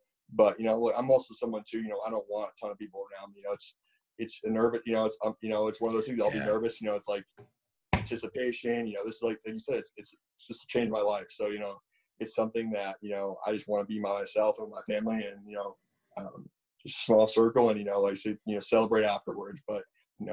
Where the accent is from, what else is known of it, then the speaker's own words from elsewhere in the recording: Connecticut, United States; there are some fields in my hometown